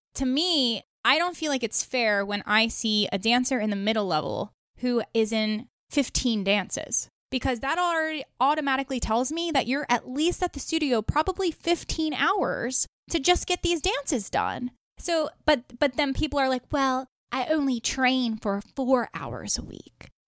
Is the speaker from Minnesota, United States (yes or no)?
no; New York, United States; I'm from New York, so I judge a lot on the East Coast, and I grew up on the East Coast